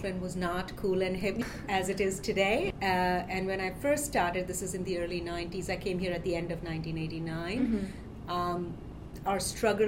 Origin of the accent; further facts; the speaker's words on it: Delhi, India; moved away as an adult; now in New York City, United States; I grew up in India in a big city, Delhi.